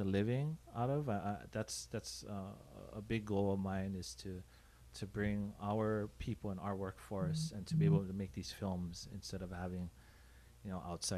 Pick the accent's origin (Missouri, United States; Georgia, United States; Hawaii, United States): Hawaii, United States; Honolulu; I grew up in Hawaii Kai.